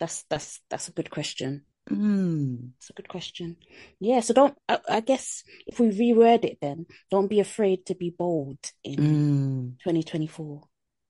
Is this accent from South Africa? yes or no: no; United Kingdom; It's like that Britishness inside us is like we're fighting cringe every single second of every day.